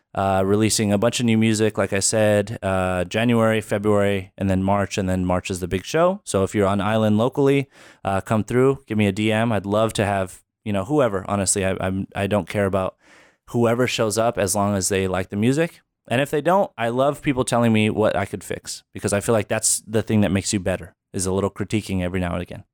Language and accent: English; Albuquerque, New Mexico, United States; also born or lived in Philadelphia, Pennsylvania; Uh, Albuquerque, New Mexico.